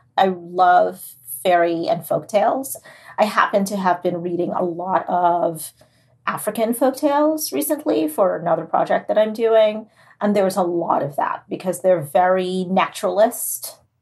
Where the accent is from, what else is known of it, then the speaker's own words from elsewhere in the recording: Trinidad & Tobago; now in New Jersey, United States; It's set in Trinidad because that's where I was born and raised